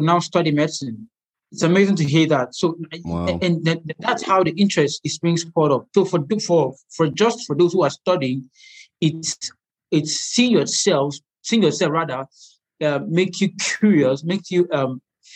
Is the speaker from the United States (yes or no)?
no; Nigeria; I'm an Nigerian medical illustrator